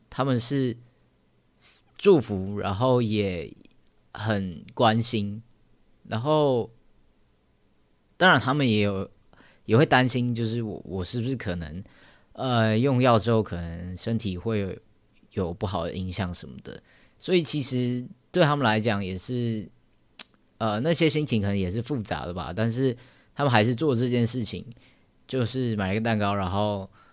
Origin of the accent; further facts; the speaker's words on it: Taoyuan, Taiwan; moved away as an adult; now in Taipei, Taiwan; 我老家在桃园，然后我现在还搬到台北来住